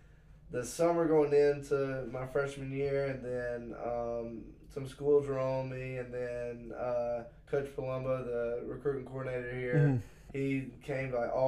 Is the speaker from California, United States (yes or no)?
no; Laurinburg, North Carolina, United States; moved away as an adult; also born or lived in Columbia, South Carolina; I'm from a little place called Laurinburg, North Carolina in Scotland County. My dad and mom both grew up there